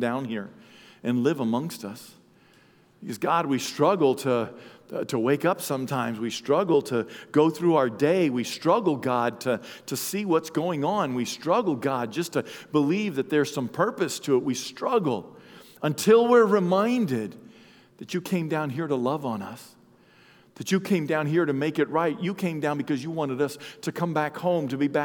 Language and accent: English; Maine, United States; moved away; I'm from Maine